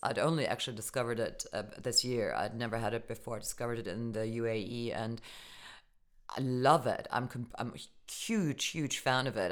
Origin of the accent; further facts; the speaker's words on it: Germany; moved away; growing up in Germany